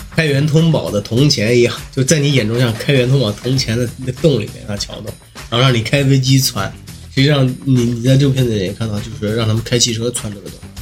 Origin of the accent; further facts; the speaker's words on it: China; 那个时候我们中国人那个私家车保有量